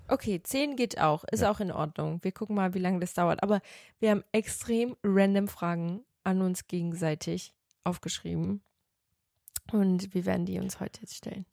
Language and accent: German; Portugal; ich bin ja Portugiesin.